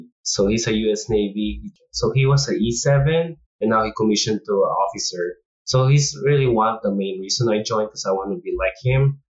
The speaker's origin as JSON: {"language": "English", "country": "Philippines", "lives_now": "United States", "said": "And we came from Philippines too. Like, we see our, like, how our Philippine military trains."}